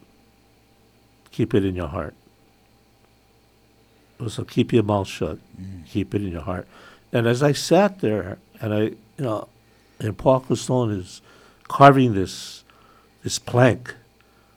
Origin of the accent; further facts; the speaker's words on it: Hawaii, United States; For us Hawaiians